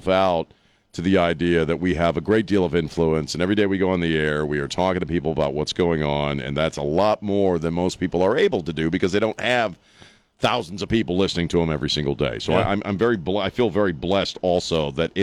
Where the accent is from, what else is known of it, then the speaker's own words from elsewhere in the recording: East Coast, United States; I grew up on the East Coast